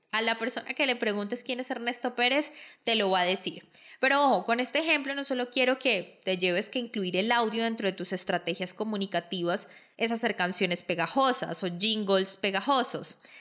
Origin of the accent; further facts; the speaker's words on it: Colombia; mi país, Colombia